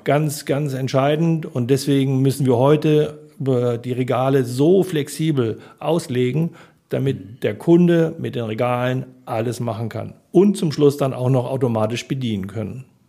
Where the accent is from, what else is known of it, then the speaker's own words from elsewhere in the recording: Harburg district, Lower Saxony, Germany; moved away as an adult; also born or lived in Munich; now in Hamburg, Germany; Landkreis Harburg, da komme ich her